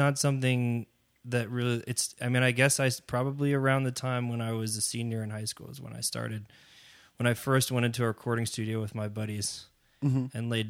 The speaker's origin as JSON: {"language": "English", "town": "Englewood", "region": "New Jersey", "country": "United States", "tie": "born or raised there", "said": "I mean, I'm from New Jersey originally. Mm-hmm. That's where I grew up. Spent most of my young adult days running around Bergen County, Englewood, New Jersey."}